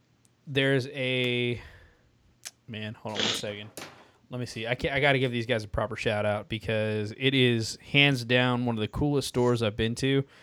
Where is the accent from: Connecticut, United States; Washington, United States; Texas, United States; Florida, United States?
Texas, United States; I'm from Texas.